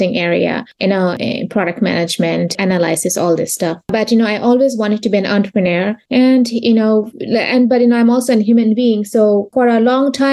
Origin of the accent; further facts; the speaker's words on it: Bangladesh; English is a second language; moved away as an adult; also born or lived in Texas; now in United States; I am originally from Bangladesh.